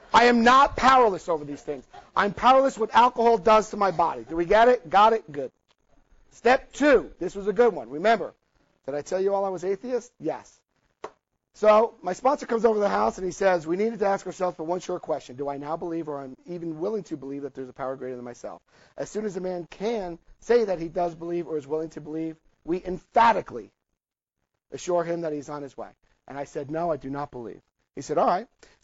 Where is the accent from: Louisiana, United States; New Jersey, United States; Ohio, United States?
New Jersey, United States; I had a New Jersey family. Well, we called it ball breaking. I lost a lot of my accent